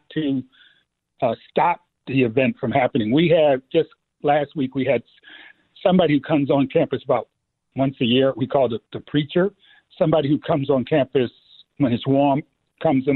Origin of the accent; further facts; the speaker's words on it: New York City, New York, United States; moved away; growing up in the Bronx